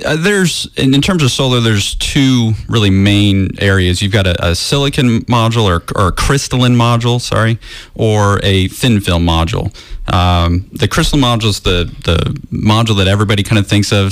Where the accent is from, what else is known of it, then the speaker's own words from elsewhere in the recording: Florida, United States; I'm actually from Florida also.